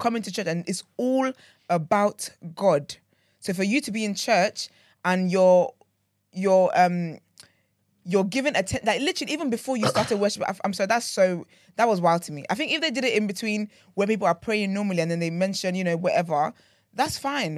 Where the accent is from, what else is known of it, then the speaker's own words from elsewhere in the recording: Nigeria; moved away; I grew up in Nigeria